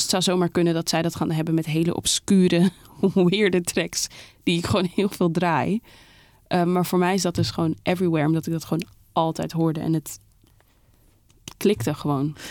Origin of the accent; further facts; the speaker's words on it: Amsterdam, North Holland, Netherlands; Zeeburg, daar ben ik opgegroeid.